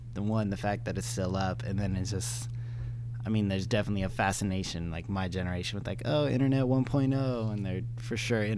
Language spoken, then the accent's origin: English; Los Angeles, California, United States; I'm from here. I'm from the Valley